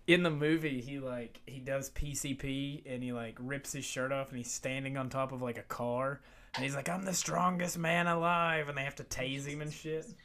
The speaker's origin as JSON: {"language": "English", "region": "Appalachia", "country": "United States", "tie": "born or raised there"}